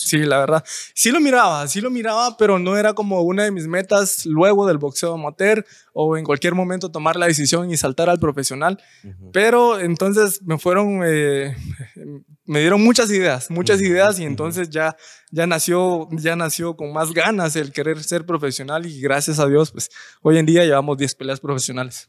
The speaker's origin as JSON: {"language": "Spanish", "town": "San Benito", "region": "Petén", "country": "Guatemala", "tie": "born or raised there", "also_born_or_lived": "Melchor de Mencos", "said": "soy de San Benito, Petén"}